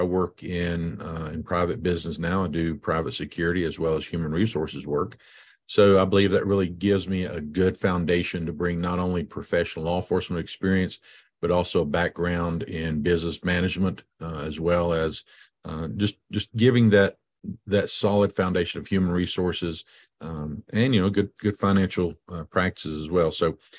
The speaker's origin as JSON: {"language": "English", "region": "Virginia", "country": "United States", "tie": "born or raised there", "said": "I grew up over in Scott County and high school, went to school there at Emory. Yay, go EHC."}